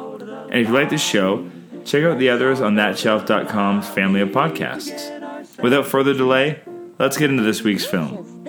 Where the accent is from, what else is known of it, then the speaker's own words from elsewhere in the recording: Canada; I'm Canadian filmmaker